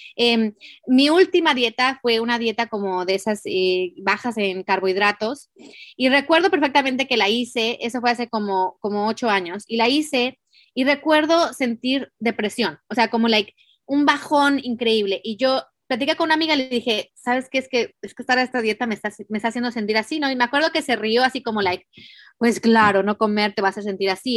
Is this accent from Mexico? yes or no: yes; Mexico; nací en México